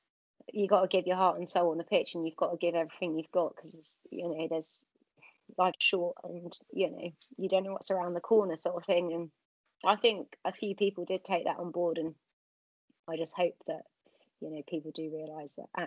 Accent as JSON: {"language": "English", "area": "Cornwall", "region": "South West England", "country": "United Kingdom", "said": "I think it's part of being Cornish"}